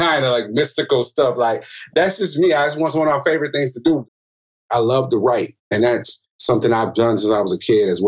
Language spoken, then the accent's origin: English; Milwaukee, Wisconsin, United States; I'm from Milwaukee, Wisconsin